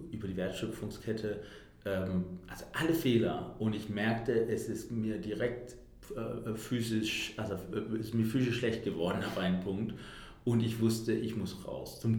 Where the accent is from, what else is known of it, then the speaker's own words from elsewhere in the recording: Denmark; now in Berlin, Germany; ich bin … und ich habe, ich komme aus Dänemark und habe seit, äh, also ich bin vor acht Jahren nach Deutschland gekommen und habe die ganze Zeit in Berlin gewohnt